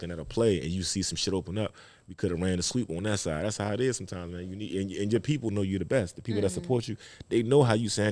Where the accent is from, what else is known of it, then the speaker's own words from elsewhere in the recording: Baltimore, Maryland, United States; I'm from Baltimore